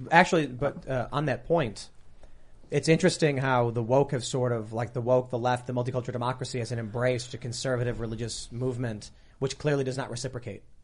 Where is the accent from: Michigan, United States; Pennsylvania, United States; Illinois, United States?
Illinois, United States; Chicago; I'm from Chicago